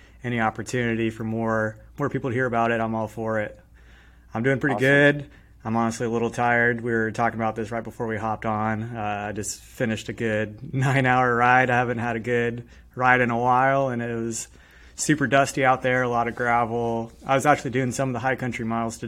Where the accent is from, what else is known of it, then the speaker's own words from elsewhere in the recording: Arkansas, United States; I was a local guy